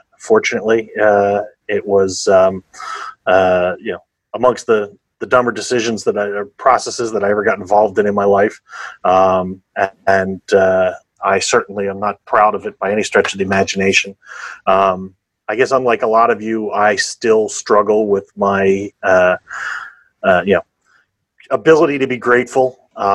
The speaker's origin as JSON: {"language": "English", "town": "Philadelphia", "region": "Pennsylvania", "country": "United States", "said": "I'm from Pennsylvania, Philadelphia area."}